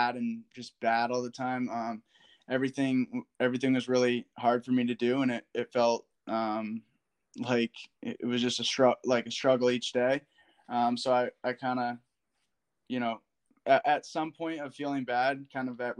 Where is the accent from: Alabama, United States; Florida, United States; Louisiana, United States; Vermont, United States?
Vermont, United States; Woodstock; I'm from Woodstock, Vermont, even though I went to Hartford